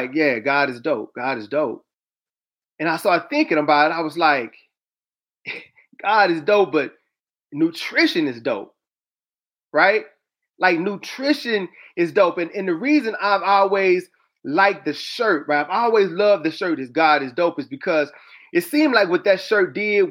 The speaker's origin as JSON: {"language": "English", "region": "the South", "country": "United States", "said": "I'm from the South"}